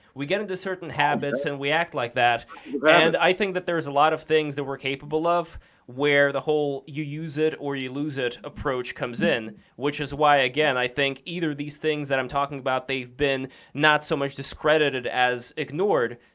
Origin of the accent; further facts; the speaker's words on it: Saint Petersburg, Russia; accent: Russian; moved away; I'm from St. Petersburg